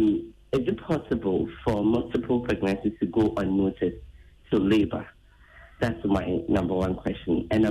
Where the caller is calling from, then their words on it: Afienya, Greater Accra, Ghana; I'm calling from Afenya.